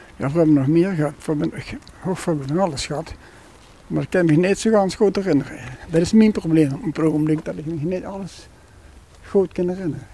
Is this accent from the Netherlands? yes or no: yes; Sittard, Limburg, Netherlands; born or raised there; also born or lived in Urmond